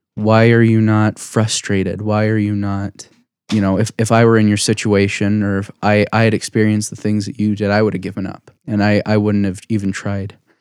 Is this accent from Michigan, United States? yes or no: no; Saratoga Springs, Utah, United States; I grew up in, uh, you know, Utah County. I'm one of those Utah County Mormons.